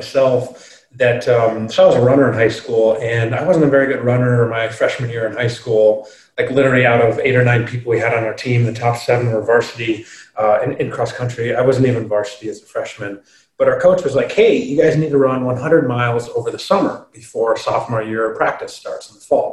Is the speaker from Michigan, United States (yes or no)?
yes; Michigan, United States; I'm from Michigan